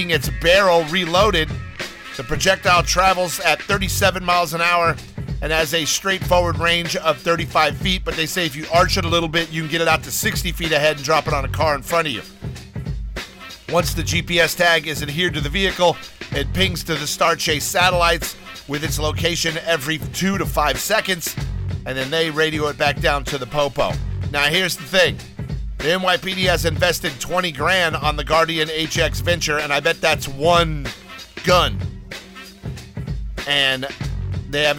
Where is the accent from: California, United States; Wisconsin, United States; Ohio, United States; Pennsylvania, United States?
California, United States; Los Angeles; moved away; also born or lived in New York City; I have lived and worked in both. And I am from Los Angeles